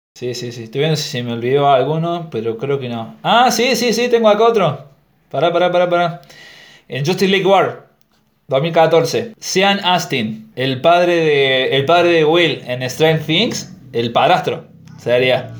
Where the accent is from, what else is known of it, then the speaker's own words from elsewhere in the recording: Argentina; en Argentina es, como que a nosotros nos dan dos opciones